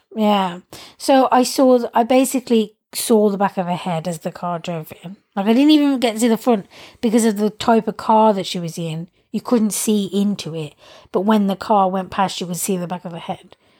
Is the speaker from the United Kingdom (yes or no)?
yes; England, United Kingdom; moved away; I like being English. Like but that's just me saying that in terms of like I know I'm privileged because I'm English